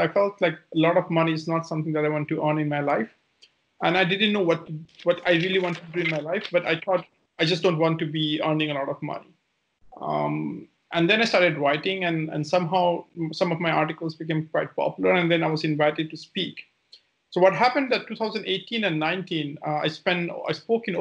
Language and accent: English; India; moved away as an adult; also born or lived in Germany; So originally, I come from India. I left India in 2003, January.